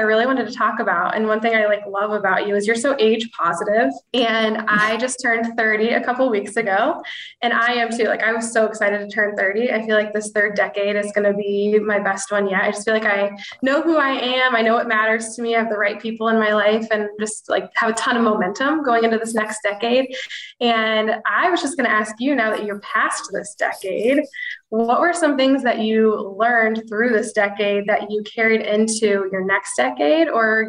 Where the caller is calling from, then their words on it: Akron, Ohio, United States; So I'm coming from Akron, Ohio, which is kind of like a suburb-ish of Cleveland. So I'm about an hour south of Cleveland.